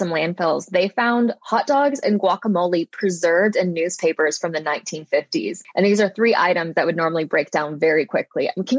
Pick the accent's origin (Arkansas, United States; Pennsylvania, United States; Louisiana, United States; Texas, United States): Arkansas, United States; Little Rock; So I'm from Arkansas.